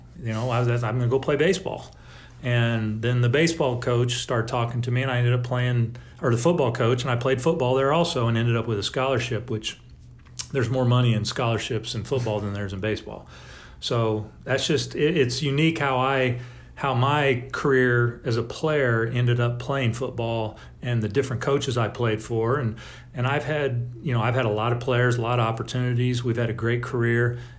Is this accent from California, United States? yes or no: yes; California, United States; also born or lived in Pine Bluff, Arkansas; I was a baseball player my entire life growing up. We moved back to California from Pine Bluff, Arkansas, which I spent